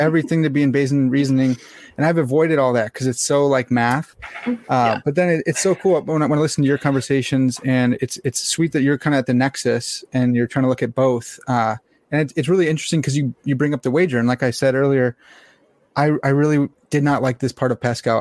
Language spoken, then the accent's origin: English; United States; I'm an American swine